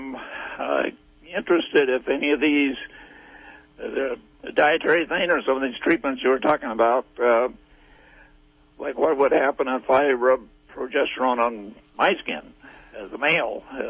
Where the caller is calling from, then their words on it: Redway, California, United States; I'm just outside of Redway, a little bit.